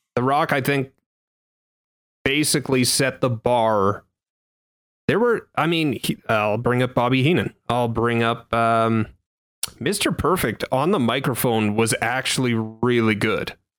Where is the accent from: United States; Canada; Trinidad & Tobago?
Canada; being a Canadian